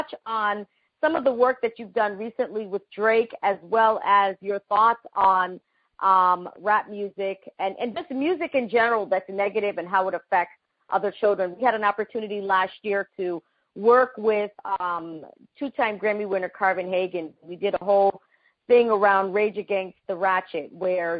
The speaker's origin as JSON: {"language": "English", "country": "Panama", "moved": "yes", "said": "in my country, I'm from Panama"}